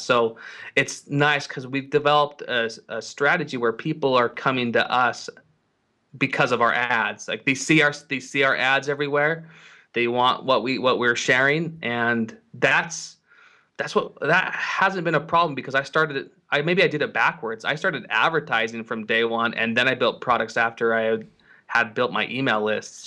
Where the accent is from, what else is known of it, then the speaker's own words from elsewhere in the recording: Salt Lake City, Utah, United States; I'm from Salt Lake City, Utah